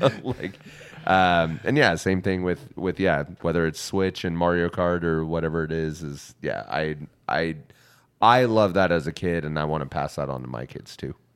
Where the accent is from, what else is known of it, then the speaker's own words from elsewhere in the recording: United States; as an American